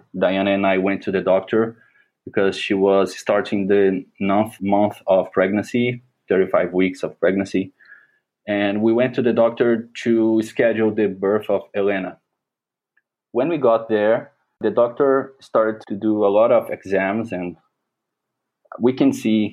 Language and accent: English; Porto Velho, Rondônia, Brazil; English is a second language; I'm from Porto Velho. It's a city in the middle of the Brazilian Amazon forest.